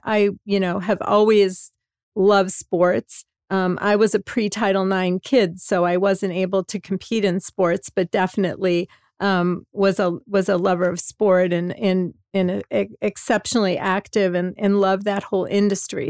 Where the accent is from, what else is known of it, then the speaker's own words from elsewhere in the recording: Hammond, Indiana, United States; I grew up in Hammond, Indiana, which is in the northwest corner of Indiana, right the south side of Chicago, a, a area called the region.